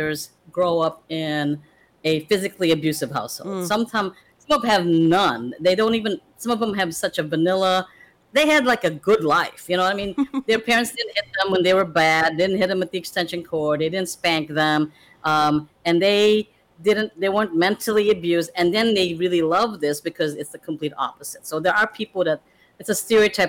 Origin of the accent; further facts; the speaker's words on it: Chicago, Illinois, United States; also born or lived in Philippines; I pretty much grew up in Chicago most of my life. My family emigrated here, and I came here very young. I was like 8, and emigrated to the U.S.